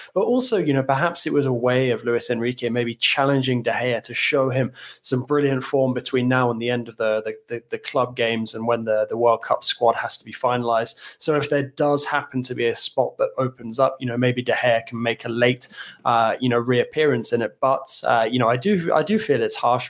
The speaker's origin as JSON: {"language": "English", "region": "England", "country": "United Kingdom", "said": "as an Englishman"}